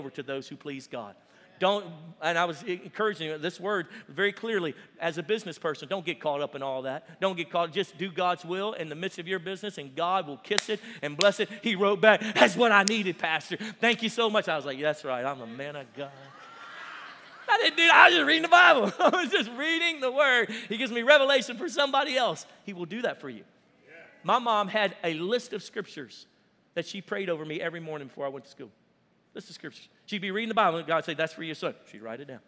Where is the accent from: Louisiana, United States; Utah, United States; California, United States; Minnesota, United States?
Louisiana, United States; Cajun; we're Cajun